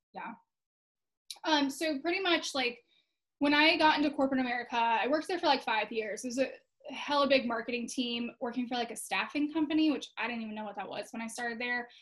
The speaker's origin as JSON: {"language": "English", "region": "Florida", "country": "United States", "tie": "born or raised there", "said": "I actually live in Tampa, Florida. So, uh, Florida native here"}